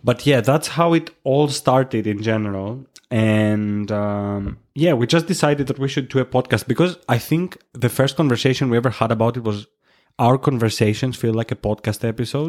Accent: Chania, Crete, Greece; moved away as an adult; now in Edinburgh, United Kingdom; I'm from Greece. I'm from the island of Crete, specifically from Hania. I moved in the United Kingdom in twenty nineteen.

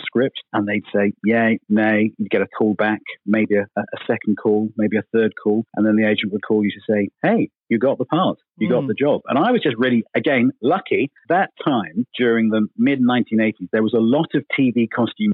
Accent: Felixstowe, East of England, United Kingdom; also born or lived in Melton, Suffolk; I was born in Melton near Woodbridge, grew up until around 10 in Felixstowe on the coast

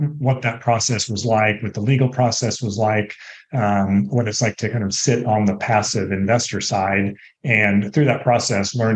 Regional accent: San Jose, California, United States; also born or lived in United Kingdom; I was actually born and raised in San Jose and went to San Jose State University.

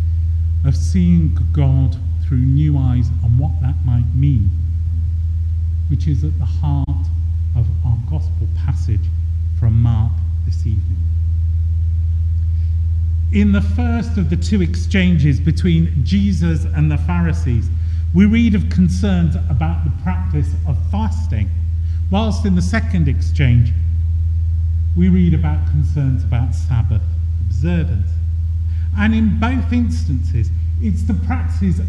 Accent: Birmingham, West Midlands, United Kingdom; I was born and brought up in Birmingham in the 1970s

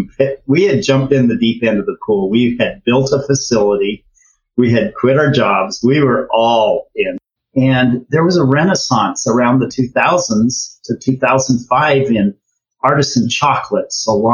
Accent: Ogden, Utah, United States; We're both from Ogden, Utah.

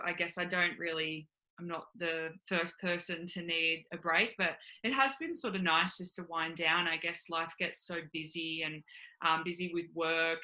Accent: Manly, New South Wales, Australia; I grew up in Manly. So born and bred here on the Northern Beaches

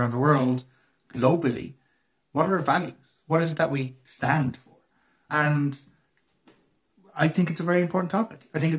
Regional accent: Ireland; when you talk about being Irish, in Ireland, when you talk about being Irish, it's just our culture, our nation, our ethnicity.

